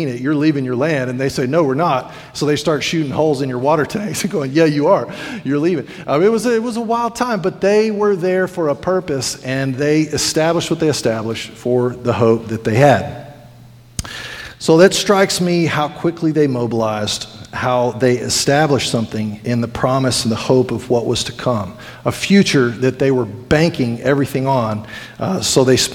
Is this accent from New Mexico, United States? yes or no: yes; New Mexico, United States; now in Sweetwater, United States; growing up in New Mexico